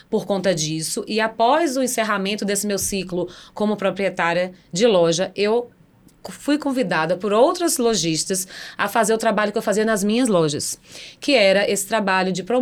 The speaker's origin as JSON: {"language": "Portuguese", "region": "Northeast Region", "country": "Brazil", "said": "Mas nordestino não perde sotaque, não."}